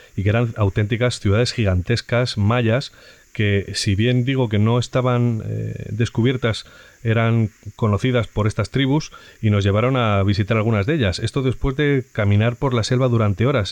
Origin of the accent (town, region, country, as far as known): Spain